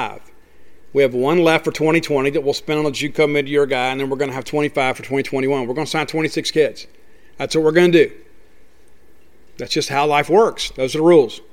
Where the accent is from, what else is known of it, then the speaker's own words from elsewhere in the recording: Columbia, Mississippi, United States; my hometown at the Flower Shop in Columbia